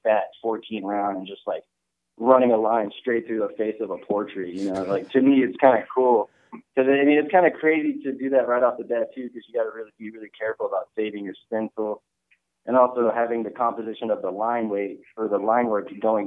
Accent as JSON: {"language": "English", "town": "Dallas", "region": "Texas", "country": "United States", "tie": "born or raised there", "said": "I'm born and raised in Dallas, Texas"}